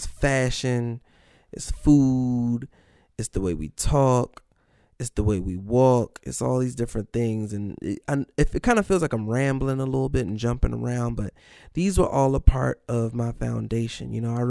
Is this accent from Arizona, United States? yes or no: no; New Carrollton, Maryland, United States; moved away as an adult; also born or lived in Washington, D.C. / New York / New Jersey / Greenbelt, Maryland; now in Los Angeles, United States; So when your parents is from the city, but you grew up in Maryland the whole time.